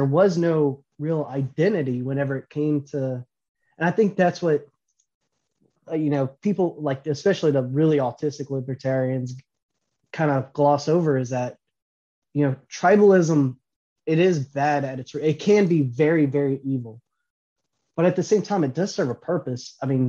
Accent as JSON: {"language": "English", "town": "Lockport", "region": "Louisiana", "country": "United States", "said": "before I'm an American, I'm a Louisianian. Before I'm a Louisianian, I'm from Lafourche Parish. Before I'm from Lafourche Parish, I'm from Lockport."}